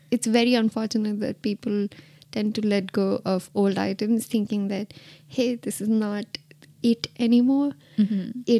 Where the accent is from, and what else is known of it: Martinique